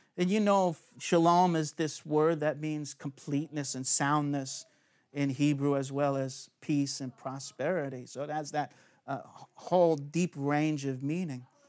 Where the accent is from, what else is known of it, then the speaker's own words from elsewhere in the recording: United States; moved away; I'm the alien from America